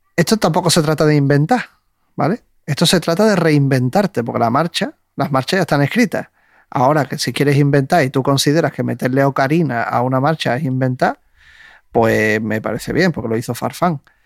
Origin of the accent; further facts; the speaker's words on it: Andalusia, Spain; yo soy de San Juan.